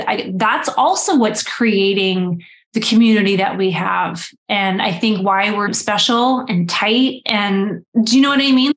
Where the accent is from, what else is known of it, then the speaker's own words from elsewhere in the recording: Canada; I am Canadian